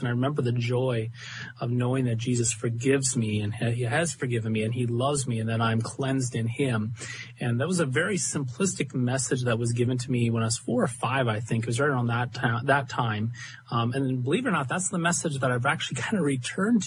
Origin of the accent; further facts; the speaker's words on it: Gwinner, North Dakota, United States; I'm from Gwinner, North Dakota